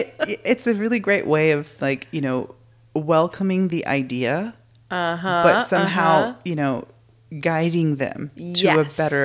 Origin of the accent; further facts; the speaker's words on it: Texas, United States; I'm from Texas